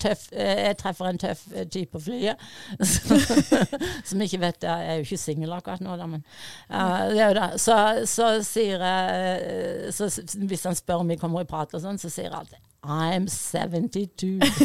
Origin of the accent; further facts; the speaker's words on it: Fevik, Agder, Norway; accent: Fevik dialect; moved away; also born or lived in United States; Fevik-dialekten min